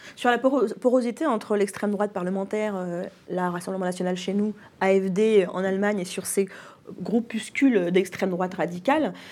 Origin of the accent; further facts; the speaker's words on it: France; chez nous en France